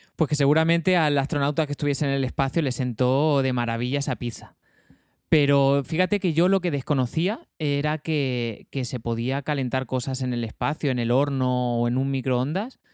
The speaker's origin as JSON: {"language": "Spanish", "town": "Almería", "region": "Andalusia", "country": "Spain", "said": "yo soy almeriense"}